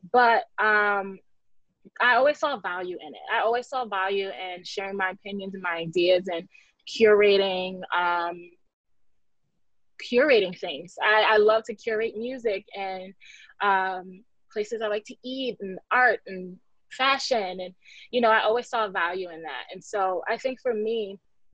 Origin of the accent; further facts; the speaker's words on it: New York City, New York, United States; I'm from the Bronx. I'm still in the Bronx.